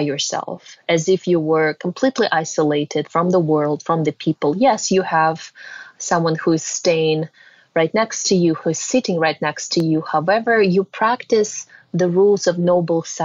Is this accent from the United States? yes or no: no; Russia; moved away; I was born and raised in Russia.